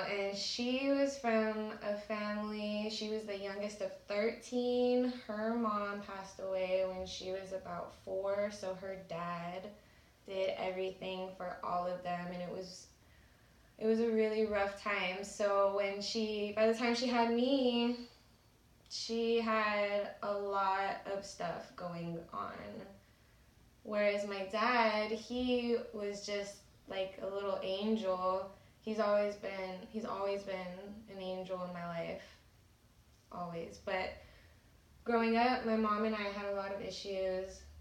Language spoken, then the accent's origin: English; Salinas, California, United States; now in San Jose, United States; I'm from Salinas, California. It's by Monterey. It's by the beach. It's super pretty. My family still lives there. I live in San Jose.